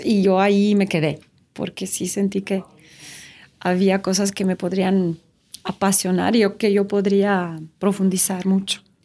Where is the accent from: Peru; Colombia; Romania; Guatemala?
Romania; Spanish is a second language; moved away as an adult; also born or lived in Switzerland; now in Mexico; Nací en Rumania y viví en Rumania por 19 años. Y luego me fui a estudiar a Suiza